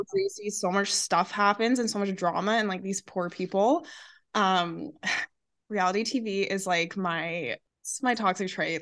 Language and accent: English; Alberta, Canada; we're from Alberta